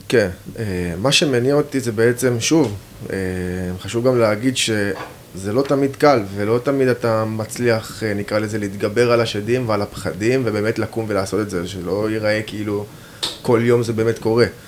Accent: Even Yehuda, Central District, Israel; אני גדלתי באבן יהודה

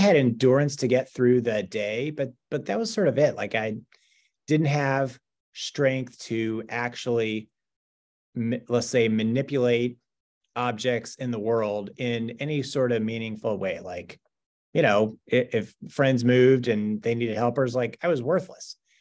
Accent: Owensboro, Kentucky, United States; I was born in Owensboro, Kentucky, which, especially at the time, not, not, not a huge city in Western Kentucky

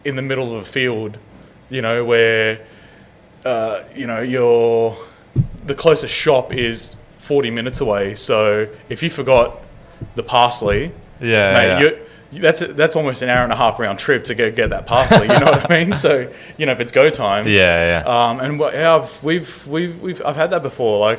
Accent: Sydney, New South Wales, Australia; I grew up in Granville, so yeah. I'm from the Western suburbs

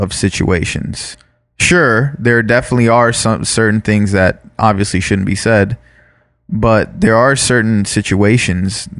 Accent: Florida, United States; now in California, United States; Growing up in Florida, growing up where we grew up

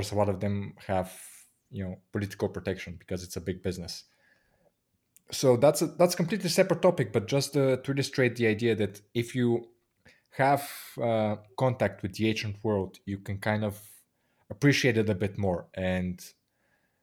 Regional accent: Bulgaria

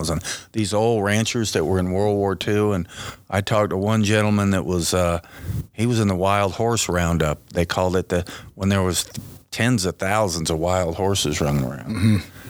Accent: Southern Pines, North Carolina, United States; now in Sheridan, United States; I grew up in Southern Pines, North Carolina. And somehow, being a Southern kid that could ride horses just fit perfectly. You know, we hunted and fished

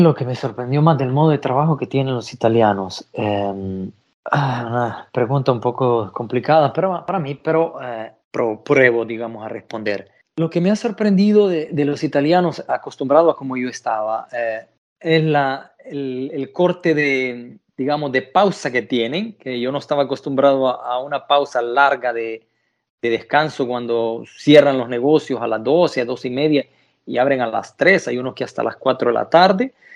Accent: El Salvador; moved away as an adult; now in Italy; yo soy del Salvador. Del Salvador. Salvador, Centroamérica

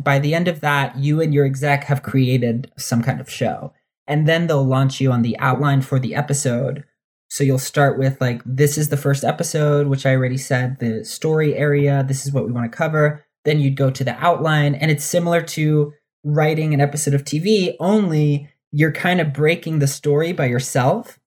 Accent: New Jersey, United States; also born or lived in New York / Dominican Republic (ancestry); I grew up in New Jersey

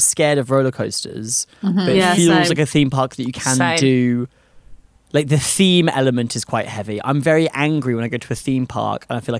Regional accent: Gloucestershire, South West England, United Kingdom; Up in Gloucestershire.

